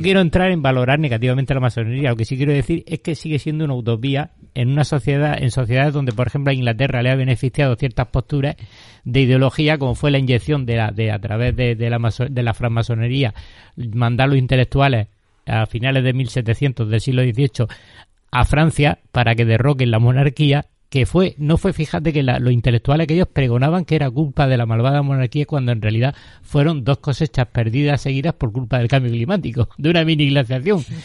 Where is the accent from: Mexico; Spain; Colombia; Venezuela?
Spain; yo ante todo me considero español